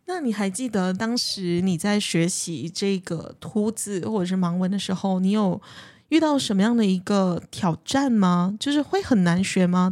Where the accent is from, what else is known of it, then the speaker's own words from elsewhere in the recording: Malaysia; 尤其是在马来西亚的华人社会，我们所谓的华社